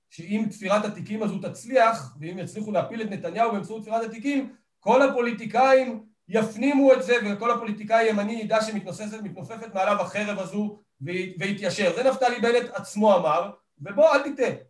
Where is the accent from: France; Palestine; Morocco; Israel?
Palestine; Kiryat Arba, West Bank; וגדלתי בקריית ארבע ובתחילה תפיסת העולם שלי התחילה מארץ ישראל השלמה